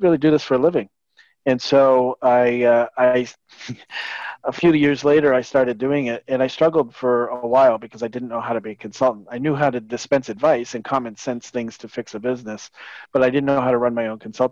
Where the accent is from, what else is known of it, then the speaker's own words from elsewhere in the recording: a small beach town south of Boston, New England, Massachusetts, United States; I grew up in New England in a small little beach town south of Boston